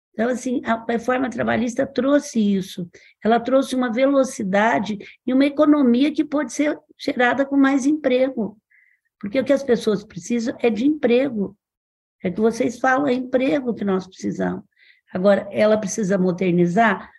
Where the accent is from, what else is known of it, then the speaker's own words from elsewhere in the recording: Franca, São Paulo, Brazil; na minha cidade, eu sou de Franca